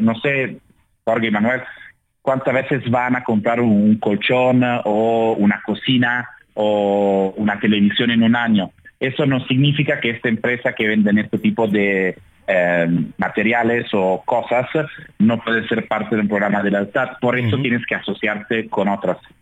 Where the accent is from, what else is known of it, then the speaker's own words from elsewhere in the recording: Italy; now in Mexico City, Mexico; soy italiano